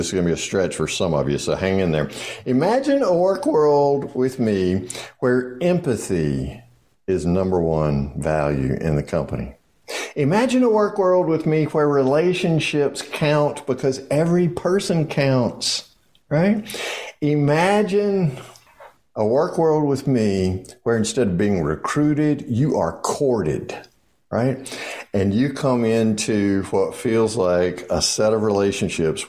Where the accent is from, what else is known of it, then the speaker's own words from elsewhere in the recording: the South, United States; I'm from the South.